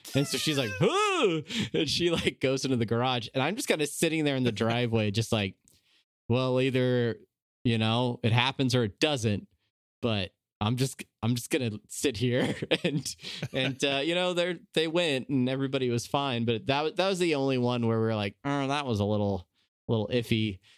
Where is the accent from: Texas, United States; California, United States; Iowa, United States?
California, United States; San Diego; moved away as an adult; now in Omaha, United States; I grew up in Southern California. I grew up in, uh, San Diego